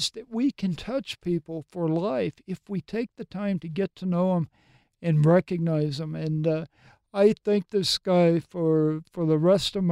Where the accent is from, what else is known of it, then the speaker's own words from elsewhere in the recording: Mississippi, United States; moved away as an adult; also born or lived in Tennessee / New Jersey; grew up in Mississippi, then I was transferred to Tennessee